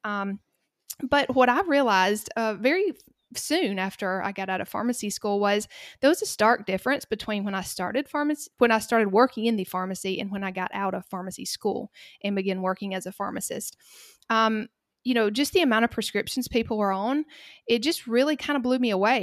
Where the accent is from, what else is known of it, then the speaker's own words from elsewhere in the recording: Cochran, Georgia, United States; accent: Southern; I live in a very small town called Cochrane in the middle of the state of Georgia, and this is where I grew up